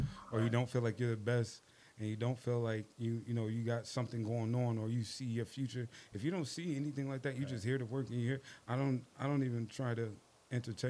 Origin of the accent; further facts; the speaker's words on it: Buffalo, New York, United States; now in Charlotte, United States; cruiserweight from Buffalo, New York